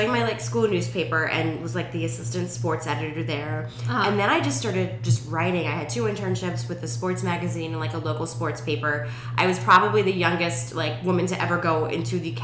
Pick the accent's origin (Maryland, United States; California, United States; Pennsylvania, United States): Maryland, United States; Rockville; moved away as an adult; also born or lived in Thailand / Ohio; I am originally from Rockville, Maryland, so just outside of D.C.